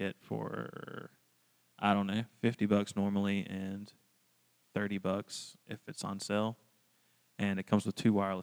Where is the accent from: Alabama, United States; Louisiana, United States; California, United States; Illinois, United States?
Alabama, United States; Washington County; I am from Washington County, Alabama. It's a very, very small town.